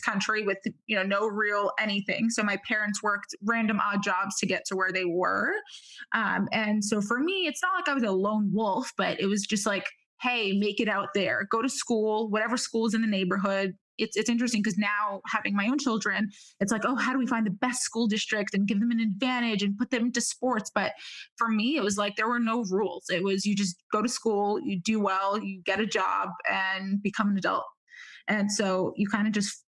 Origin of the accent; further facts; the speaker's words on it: New York City, New York, United States; also born or lived in Israel / Manhattan; I was actually born in Israel. I came to the United States when I was about 3 years old, moved to cool immigrant Brooklyn